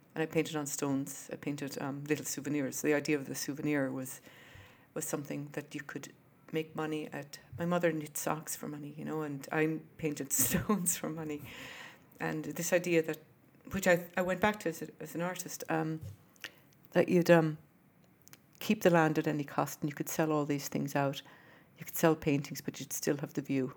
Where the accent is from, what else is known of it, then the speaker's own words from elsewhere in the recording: Wexford, Leinster, Ireland; also born or lived in Pennsylvania, United States / Brooklyn, New York, United States; now in United States; I grew up in Wexford, which is south of Dublin. Um, it's in Ireland.